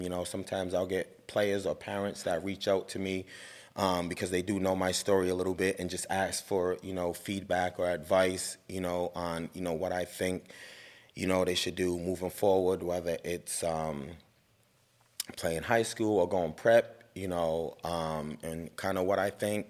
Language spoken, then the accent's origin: English; Providence, Rhode Island, United States; growing up in Providence, you know, I went to Nathan Bishop Middle School